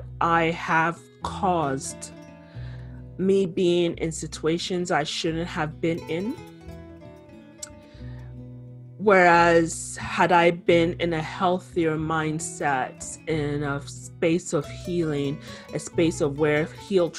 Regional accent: Canada; also born or lived in Ghana (ancestry); I'm Canadian born, my ancestry is Ghanaian.

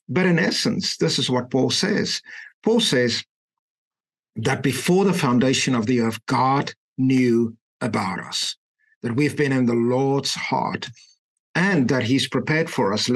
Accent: Klerksdorp, North West, South Africa; moved away; I grew up in a tiny little mining town and what at that point in time was the Western Transvaal. Today, Northwest Province, a little town called Klerksdorp.

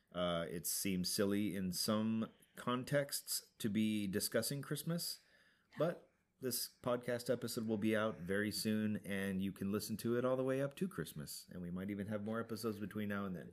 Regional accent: Montana, United States; moved away; When I was a kid, growing up in Montana, we ate snow all the time

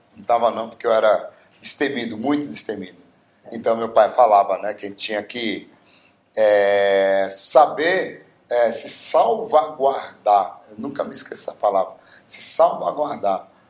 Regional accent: Bauru, São Paulo, Brazil; eu sou nascido em Bauru, na cidade de Bauru, a cidade mais linda

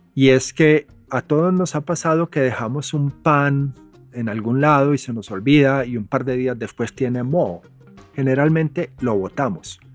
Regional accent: Medellín, Antioquia, Colombia; moved away as an adult; also born or lived in United States; Cuando yo crecí en Medellín en los 70

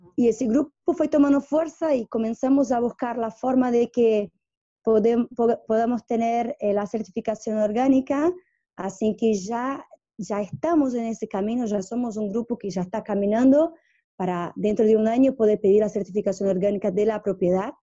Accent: São Paulo, Brazil; Spanish is a second language; moved away as an adult; also born or lived in Pernambuco, Brazil / Japan / Argentina; yo, soy brasilera, yo viví en Pernambuco, donde nací, el mismo pueblo de Lula, vivimos, nacimos en el mismo pueblo y viví hasta los nueve años. Después fui a vivir a São Paulo

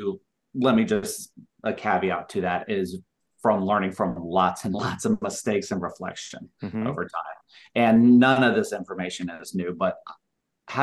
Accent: Cobb County, Georgia, United States; moved away as an adult; also born or lived in Utah / Salt Lake City, Utah; I'm actually originally from Georgia and Cobb County. So coming back to Barbara Middle School and Cobb County Schools was coming home for me

